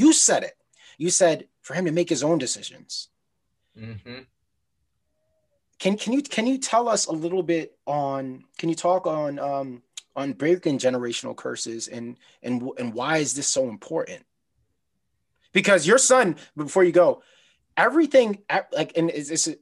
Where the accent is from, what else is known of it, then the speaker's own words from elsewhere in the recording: Trinidad & Tobago; I'm West Indian, so I'm Trinidadian.